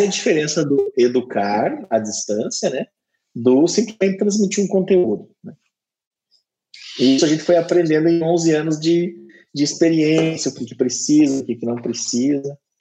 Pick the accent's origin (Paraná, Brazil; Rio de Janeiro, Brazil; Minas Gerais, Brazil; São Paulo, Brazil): Paraná, Brazil; Curitiba; now in Maringá, Brazil; Eu sou natural de Curitiba, eu não sou natural de Maringá, mas hoje eu moro em Maringá